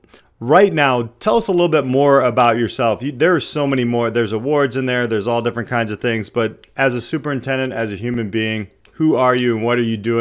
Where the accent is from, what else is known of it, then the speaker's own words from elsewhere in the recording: Indiana, United States; We are both Indiana kin, actually. We're both from Indiana.